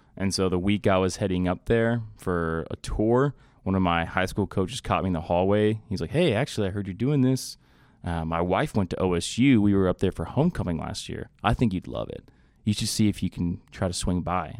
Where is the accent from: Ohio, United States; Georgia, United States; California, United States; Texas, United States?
Texas, United States; Austin; I grew up in Austin, Texas.